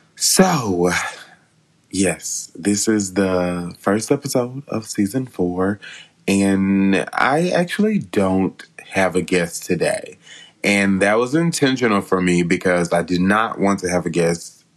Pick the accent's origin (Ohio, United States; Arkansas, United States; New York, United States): Arkansas, United States; West Memphis; my hometown of West Memphis